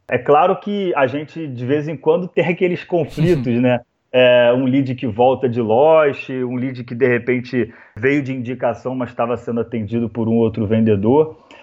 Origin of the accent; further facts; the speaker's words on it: Rio de Janeiro, Brazil; now in Florianópolis, Brazil; Eu sou carioca